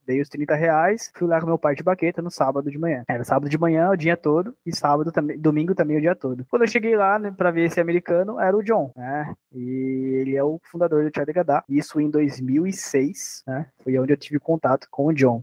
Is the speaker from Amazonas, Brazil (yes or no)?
no; Sorocaba, São Paulo, Brazil; eu sou natural de Sorocaba, né, né, no interior de São Paulo